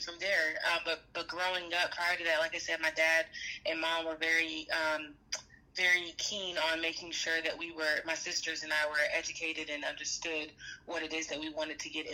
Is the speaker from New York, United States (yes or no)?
no; Atlanta, Georgia, United States; also born or lived in Washington, D.C.; I grew up in Atlanta, Georgia, between Atlanta and Washington, D.C.